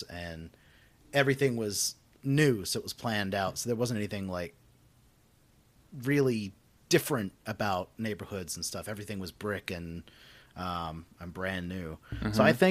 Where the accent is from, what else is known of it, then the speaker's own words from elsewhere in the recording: Western Australia, Australia; I would say I grew up in suburbs in Western Australia.